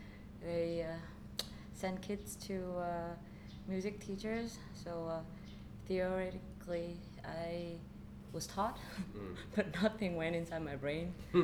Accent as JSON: {"language": "English", "region": "Hanoi", "country": "Vietnam", "tie": "born or raised there", "moved": "yes", "lives_now": "Ho Chi Minh City, Vietnam", "said": "I'm Vietnamese, but I'm from Hanoi. Born and raised, and I moved here since 2010."}